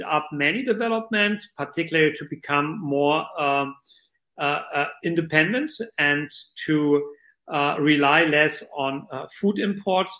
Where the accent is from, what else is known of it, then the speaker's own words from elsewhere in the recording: Lower Saxony, Germany; moved away; I'm of German origin, and the world's largest car manufacturer, Volkswagen, is located in my home state of Lower Saxony in Germany.